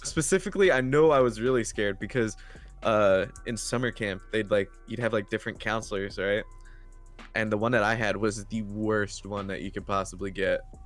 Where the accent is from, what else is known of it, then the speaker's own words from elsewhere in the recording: New Jersey, United States; so I'm from South Jersey, so that means I'm like right near the beach